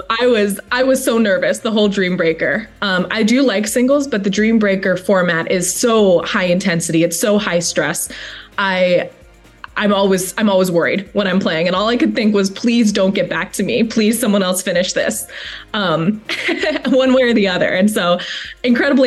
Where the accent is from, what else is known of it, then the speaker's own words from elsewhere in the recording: Maui, Hawaii, United States; moved away as an adult; also born or lived in Oregon; now in Charlottesville, United States; I'm originally from Maui, Hawaii, and moved my way out to Oregon for undergrad